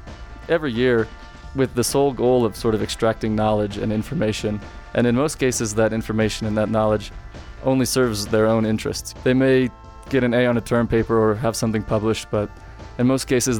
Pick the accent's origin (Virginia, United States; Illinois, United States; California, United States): Virginia, United States; Fairfax; I'm from Fairfax, Virginia.